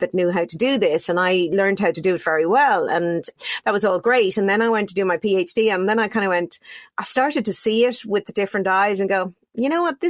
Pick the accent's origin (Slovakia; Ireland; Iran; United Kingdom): Ireland; born or raised there